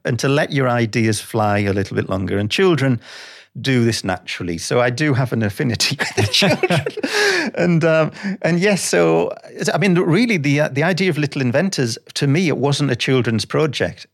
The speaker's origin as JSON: {"language": "English", "town": "Sunderland", "region": "North East England", "country": "United Kingdom", "moved": "yes", "said": "I'm from Sunderland"}